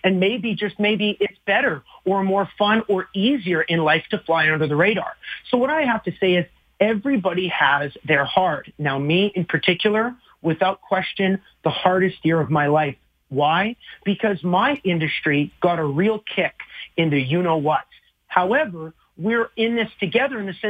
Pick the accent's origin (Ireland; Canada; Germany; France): Canada; Alberta; moved away as an adult; also born or lived in Flat Lake, Alberta; now in Nashville, United States; I fly up with my family back to Alberta on March 2nd